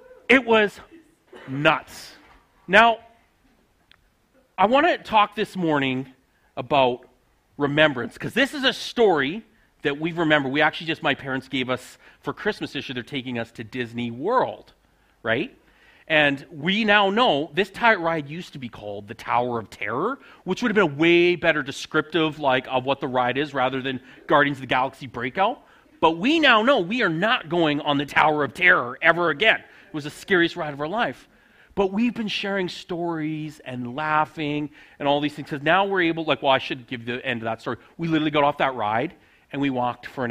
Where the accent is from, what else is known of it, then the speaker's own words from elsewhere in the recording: Saskatchewan, Canada; moved away as an adult; also born or lived in Alberta; now in Riondel, Canada; I grew up on a grain farm in Saskatchewan